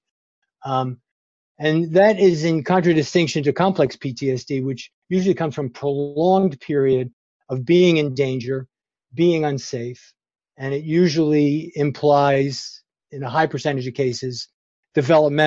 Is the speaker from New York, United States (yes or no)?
yes; New York City, New York, United States; now in Berkeley, United States; I grew up in New York City